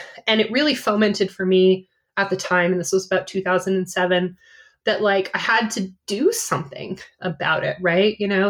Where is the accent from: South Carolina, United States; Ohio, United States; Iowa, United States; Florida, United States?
Iowa, United States; Cedar Rapids; also born or lived in New England; I was born in New England. But I have lived all over the country, West Coast, Midwest. I really consider myself somebody who grew up in the Midwest. I went to high school in Cedar Rapids, Iowa.